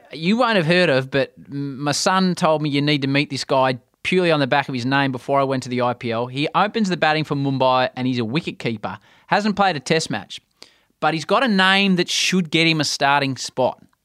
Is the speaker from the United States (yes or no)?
no; Australia; as an Australian